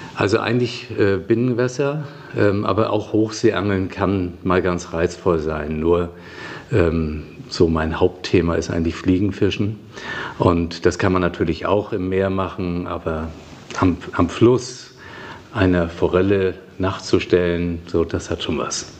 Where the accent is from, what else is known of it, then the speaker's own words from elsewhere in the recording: Flensburg, Schleswig-Holstein, Germany; moved away as an adult; also born or lived in Kiel; now in Essen, Germany; 1958 geboren in Flensburg, ein richtiges Nordlicht